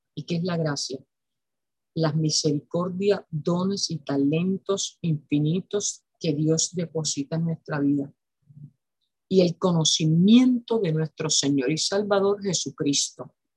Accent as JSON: {"language": "Spanish", "country": "Puerto Rico", "said": "En mi país, Puerto Rico"}